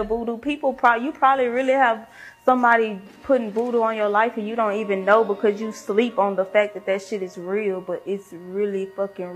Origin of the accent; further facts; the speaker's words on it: Louisiana, United States; I'm from Louisiana